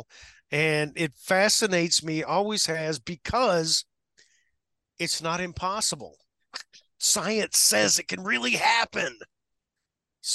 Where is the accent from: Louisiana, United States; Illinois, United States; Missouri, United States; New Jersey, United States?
Missouri, United States; Orrick; I grew up in the Midwest. I still live in the Midwest. I say ope